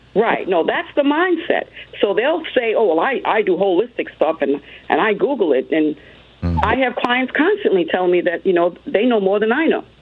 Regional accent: United States; also born or lived in Hartford, North Carolina; growing up in America for a long time

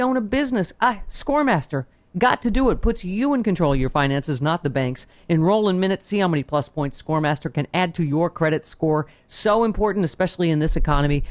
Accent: United States; I am terrified as an American

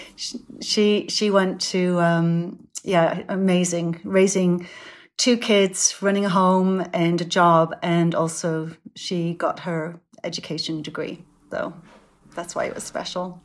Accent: Sunderland, North East England, United Kingdom; moved away; Sunderland's my hometown. Um, it's, it's where I grew up

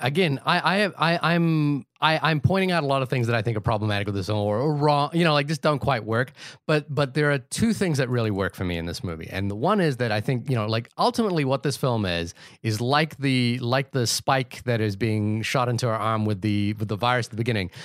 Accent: Fiji; I'm from the Pacific Islands. You know, I was born in Fiji

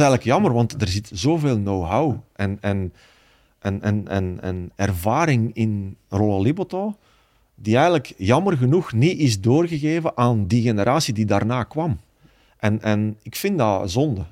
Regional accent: Baal, Flanders, Belgium; bij ons in Baal

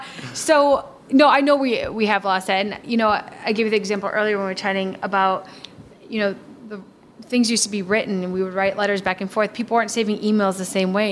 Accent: Milwaukee, Wisconsin, United States; born or raised there

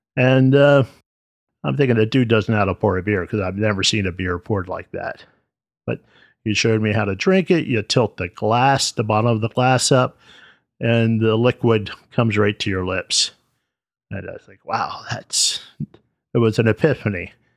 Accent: United States; since I was born here in the States

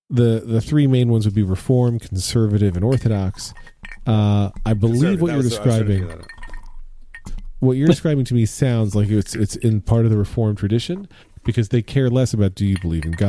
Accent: United States; we as Americans

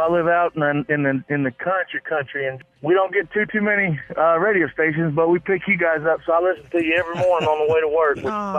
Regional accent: New York, United States; moved away as an adult; I'm originally from New York. And, moved to the country life when I got married back in 08. Okay. And 07

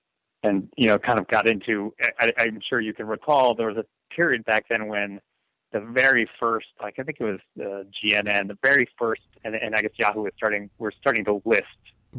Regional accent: Stamford, Connecticut, United States; born or raised there

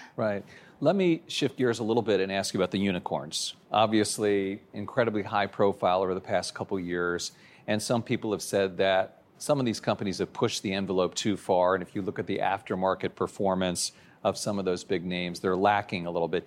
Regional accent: Maryland, United States; I'm from Maryland, too

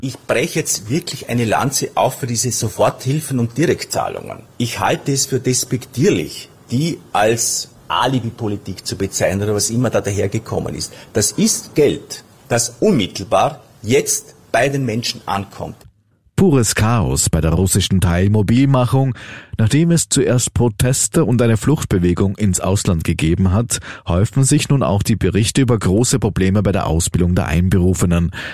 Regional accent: Austria; bei uns in Österreich

